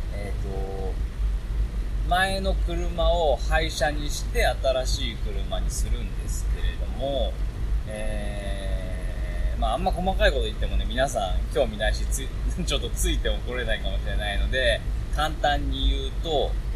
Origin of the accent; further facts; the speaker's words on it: Nagano, Japan; moved away as an adult; also born or lived in Nara Prefecture / Kyushu; now in Nara, Japan; 長野県 は僕の出身地で